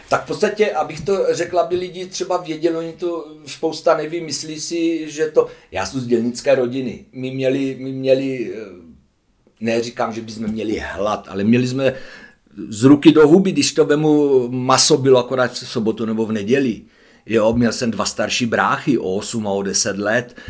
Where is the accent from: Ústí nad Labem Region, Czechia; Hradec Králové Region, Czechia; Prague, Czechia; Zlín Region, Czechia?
Zlín Region, Czechia; Hulín; z Hulína. No, to je vedle Kroměříže